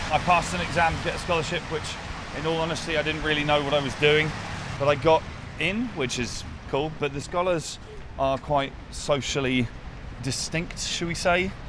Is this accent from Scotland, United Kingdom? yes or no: no; Winchester, South East England, United Kingdom; I was raised just outside Winchester